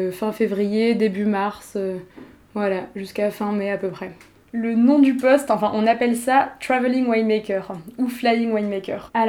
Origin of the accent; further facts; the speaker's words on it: France; Tout simplement parce que je suis française, déjà. Donc voilà, dans le monde du vin, clairement, on va pas se mentir, c'est un, gros avantage.